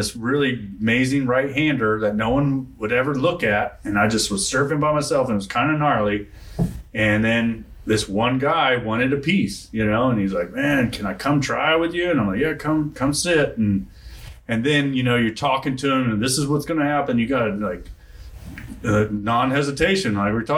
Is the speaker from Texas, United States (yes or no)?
yes; Texas, United States; I'm from Texas.